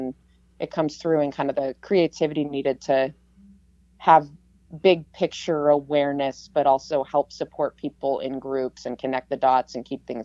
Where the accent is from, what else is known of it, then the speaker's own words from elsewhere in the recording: Massachusetts, United States; moved away as an adult; now in Palmer, United States; I grew up back east in Massachusetts